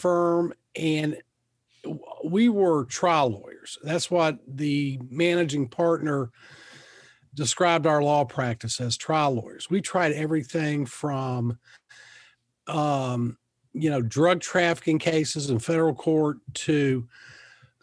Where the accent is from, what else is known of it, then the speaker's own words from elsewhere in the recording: Lexington, Kentucky, United States; also born or lived in North Carolina; I'm from Lexington, grew up here